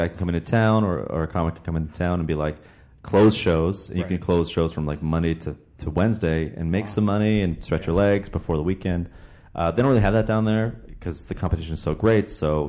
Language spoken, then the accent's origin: English; Toronto, Ontario, Canada; I grew up in Toronto, Canada, dude. Toronto, Ontario.